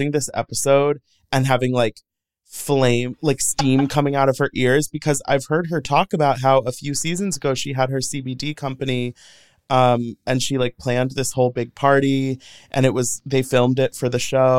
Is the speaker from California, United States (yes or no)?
no; St. Louis, Missouri, United States; I grew up in St. Louis, Missouri